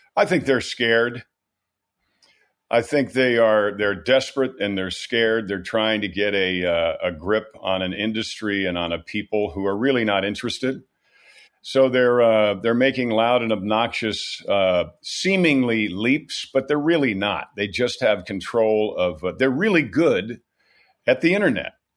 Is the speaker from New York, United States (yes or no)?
yes; New York, United States; moved away; also born or lived in California; I'm from New York. New York is a beautiful state.